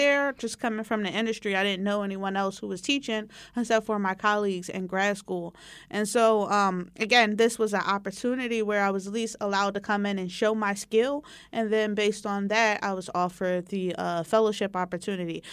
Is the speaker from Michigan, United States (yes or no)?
no; Philadelphia, Pennsylvania, United States; also born or lived in Poughkeepsie, New York / California; I grew up in the West Philadelphia area